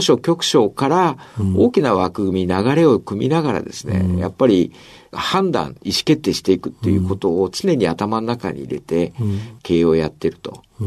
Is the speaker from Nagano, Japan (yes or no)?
no; Oita, Japan; moved away; also born or lived in Fukuoka; 大分県出身、大分市ですね